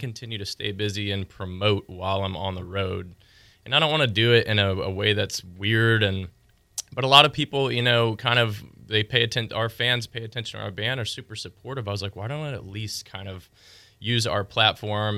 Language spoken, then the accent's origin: English; Pensacola, Florida, United States; moved away as an adult; also born or lived in Nashville; I'm able to be in my hometown